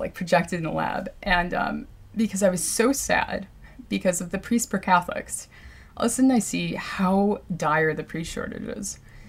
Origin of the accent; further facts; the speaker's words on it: New York, United States; born there; So my background, I guess, I was born in Mount Sinai, and apparently I barely cried, and I was like super jolly as a baby